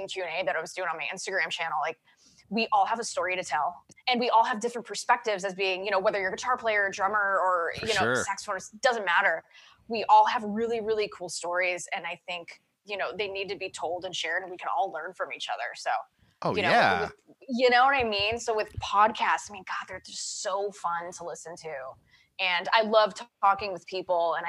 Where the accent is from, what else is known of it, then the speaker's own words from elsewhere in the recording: Los Angeles, California, United States; I'm born and raised in Los Angeles